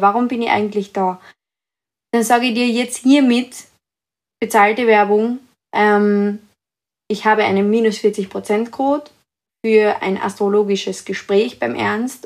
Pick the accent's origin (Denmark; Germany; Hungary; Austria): Austria; Carinthia; ich bin aus Österreich, aus Kärnten